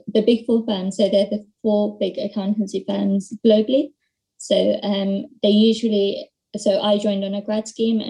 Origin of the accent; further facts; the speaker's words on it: London, United Kingdom; I am from London.